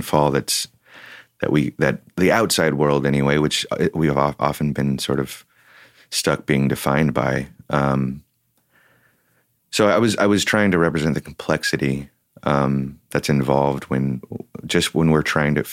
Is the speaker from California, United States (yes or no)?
yes; Oakland, California, United States; I grew up in Oakland